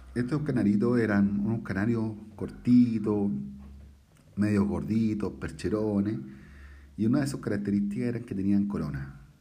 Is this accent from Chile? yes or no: yes; Santiago, Santiago Metropolitan Region, Chile; also born or lived in La Pintana; yo soy chileno, tengo 41 años